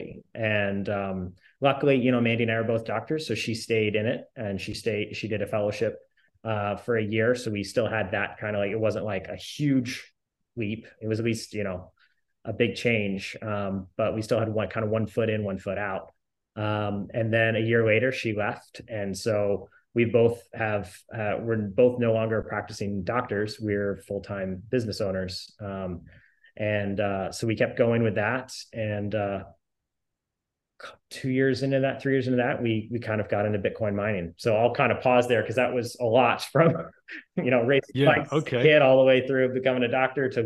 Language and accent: English; Indiana, United States; I grew up in Indiana